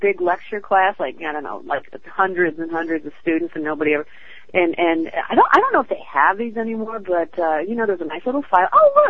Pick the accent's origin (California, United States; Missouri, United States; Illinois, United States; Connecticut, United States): Illinois, United States; Chicago; I'm from Chicago, and I was a big daddy's girl